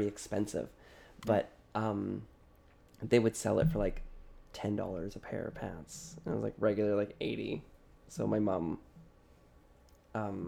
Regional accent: Saskatchewan, Canada; I grew up in Saskatchewan

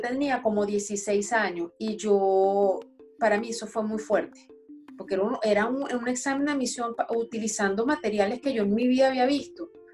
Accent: Caracas, Capital District, Venezuela; born or raised there; accent: francés caraqueño; moved away as an adult; also born or lived in Brest, France; now in France

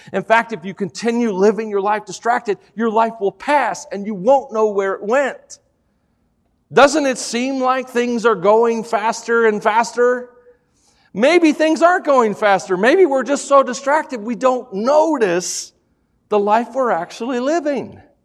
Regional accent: Tennessee, United States; I'm from Tennessee

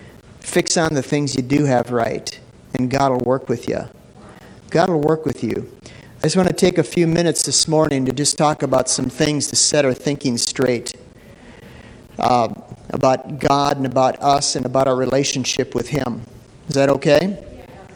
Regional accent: Minneapolis, Minnesota, United States; I grew up in North Minneapolis, you know, and it was a relatively rough neighborhood

